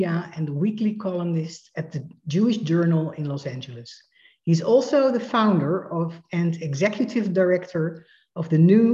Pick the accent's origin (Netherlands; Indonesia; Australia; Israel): Netherlands; moved away as an adult; now in United States; I immigrated from Holland to the United States in 2006